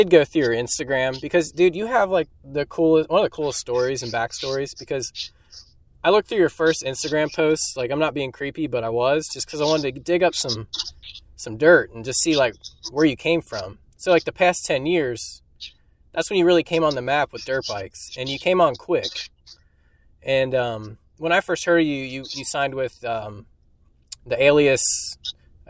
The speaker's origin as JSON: {"language": "English", "region": "Kentucky", "country": "United States", "said": "I'm from Kentucky"}